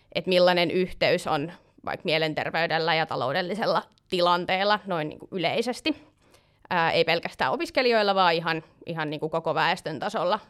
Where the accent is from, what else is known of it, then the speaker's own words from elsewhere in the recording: Tampere, Pirkanmaa, Finland; moved away as an adult; now in Helsinki, Finland; maantieteellisesti mä tuun Tampereelta, mutta nykyään asun Helsingissä